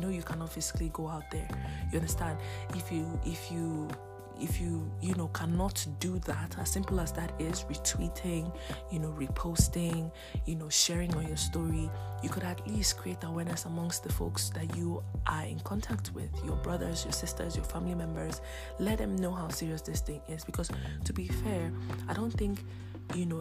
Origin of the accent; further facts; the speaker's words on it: Nigeria; my home country, Nigeria